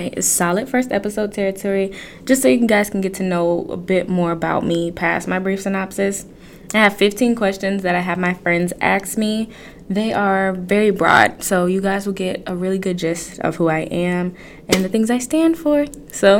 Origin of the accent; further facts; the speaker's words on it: Detroit, Michigan, United States; I'm from Detroit, born and raised